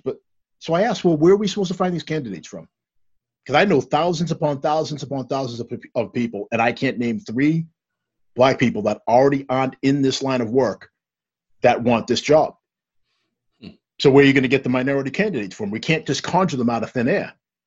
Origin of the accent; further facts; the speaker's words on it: Stoughton, United States; I grew up in Stoughton, old Stoughton, that was nowhere near as diverse as where we are now.